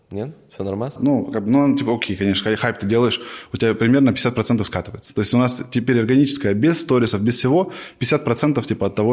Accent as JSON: {"language": "Russian", "town": "Novosibirsk", "region": "Novosibirsk Oblast", "country": "Russia", "moved": "as an adult", "lives_now": "Moscow, Russia", "said": "С Новосибирска."}